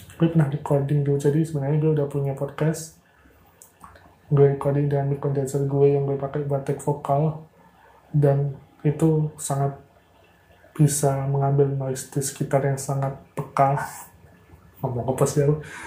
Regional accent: Madiun, East Java, Indonesia; moved away as an adult; now in Semarang, Indonesia; gue lahir di Madiun, jadi gue dikenal di Madiun

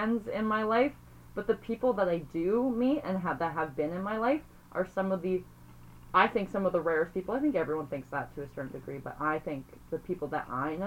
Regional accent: Toronto, Ontario, Canada; I grew up in Toronto

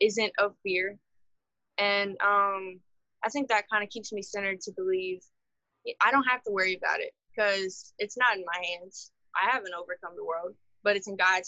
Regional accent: Marksville, Louisiana, United States; also born or lived in Baton Rouge; I'm from Marksville

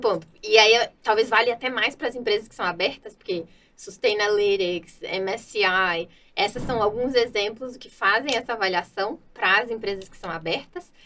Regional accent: Minas Gerais, Brazil; Eu sou mineira

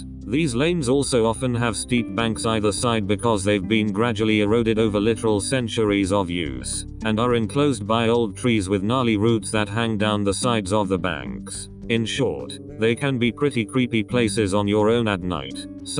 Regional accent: England, United Kingdom; I grew up in England in a place that's about as rural as it gets there.

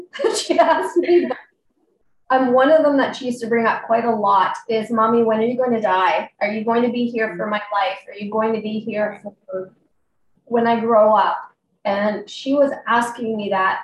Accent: Calgary, Alberta, Canada; I'm from Calgary, Alberta, Canada, right near the lovely Rocky Mountains

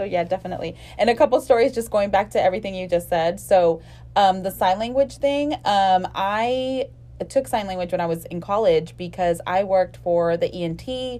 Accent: the Rio Grande Valley, Texas, United States; moved away as an adult; now in Houston, United States; I lived here in Houston already, and growing up in the Valley, we had a seamstress.

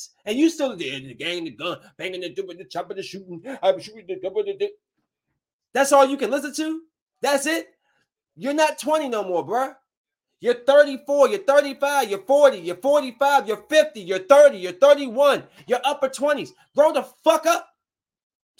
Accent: Bowie, Maryland, United States; I'm from Bowie, from the freaking suburbs.

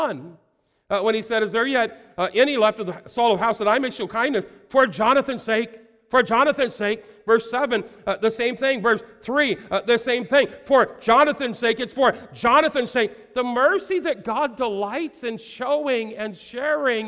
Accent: United States; I was born in America

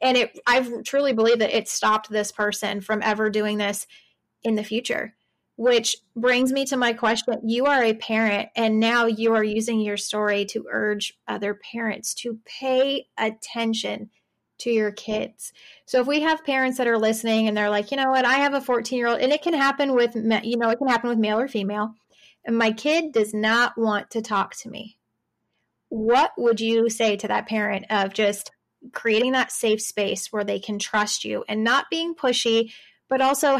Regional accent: Arizona, United States; moved away as an adult; now in Texas, United States; I'm from Arizona. I've recently moved to Texas

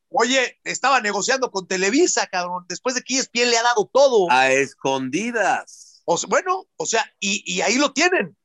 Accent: Mexico

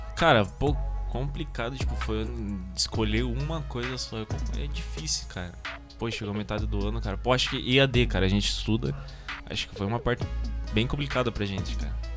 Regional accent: Paranaguá, Paraná, Brazil; tenho 18 anos também, galera. Sou natural aqui de Paranaguá também

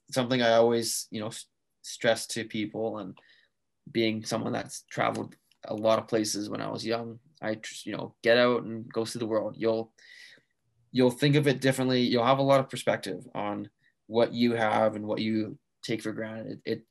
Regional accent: Squamish, British Columbia, Canada; moved away as an adult; now in Kelowna, Canada; I grew up in Squamish, but now. Living out here in Kelowna, it's a little bit different for sure.

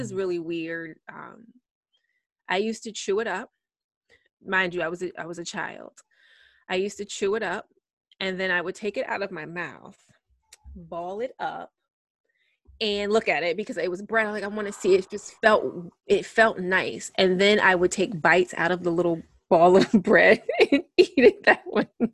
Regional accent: United States; being an American

